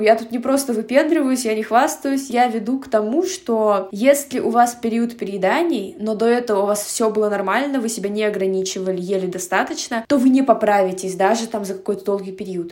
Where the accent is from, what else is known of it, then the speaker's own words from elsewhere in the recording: Russia; moved away as an adult; now in Almaty, Kazakhstan; я этническая казашка, но я родилась и выросла в России